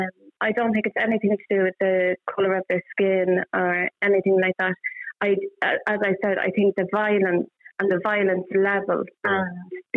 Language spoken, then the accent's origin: English; Rush, Leinster, Ireland; moved away as an adult; I was brought up in Rush in a council estate in the 90s